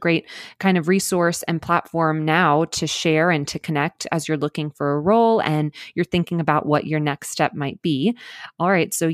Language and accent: English; the South of the US, United States; I'm from the South